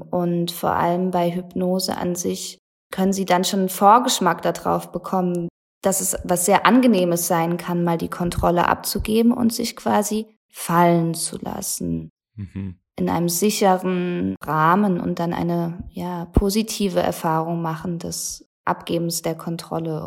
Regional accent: Germany; bei uns in Deutschland

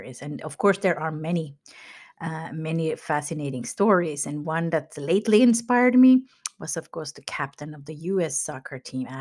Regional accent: Finland; moved away; where I grew up in Finland

